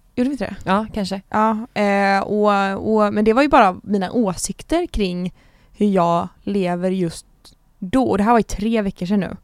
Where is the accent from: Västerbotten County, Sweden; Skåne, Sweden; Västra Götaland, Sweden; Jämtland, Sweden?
Västra Götaland, Sweden; Gothenburg; jag är 22 år från Göteborg